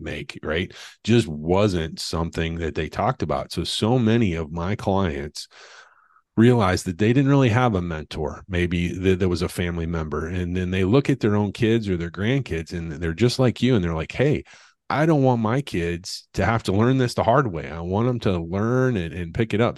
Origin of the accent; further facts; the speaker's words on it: the Ozarks, United States; I'm from the Ozarks, and you know, to be honest, money was qu- quite frankly was very rare period amongst anyone in the community